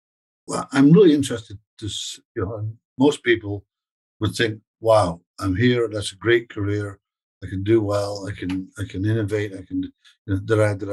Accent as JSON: {"language": "English", "town": "Toronto", "region": "Ontario", "country": "Canada", "said": "we're both from Toronto, but I'm just outside of London at the moment, London, UK, that is"}